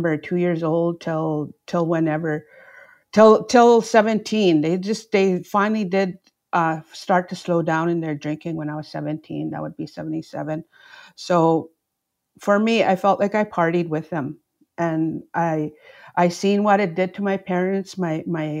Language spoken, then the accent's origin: English; Opaskwayak Cree Nation, Manitoba, Canada; growing up in Opaskwayak Cree Nation